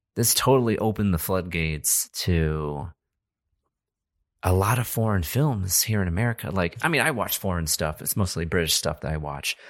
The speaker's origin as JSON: {"language": "English", "country": "United States", "said": "we're American"}